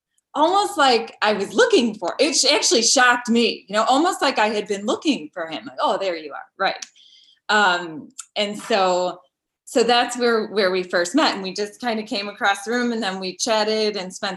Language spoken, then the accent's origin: English; Chicago, Illinois, United States; also born or lived in Florida; My family moved around a little bit, but we're originally from Chicago, moved to Marco Island, Florida, and I came back.